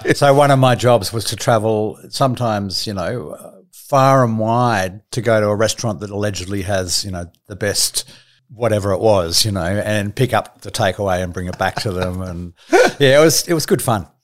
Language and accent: English; Sydney, New South Wales, Australia; also born or lived in Melbourne; I was born in Melbourne, and the age of eight, we moved to Sydney to a place called Cottage Point